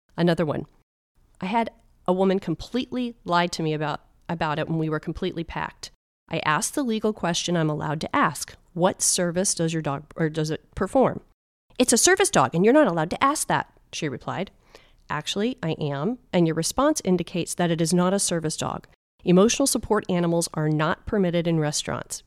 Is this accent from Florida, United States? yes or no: yes; Clearwater, Florida, United States; I grew up in Clearwater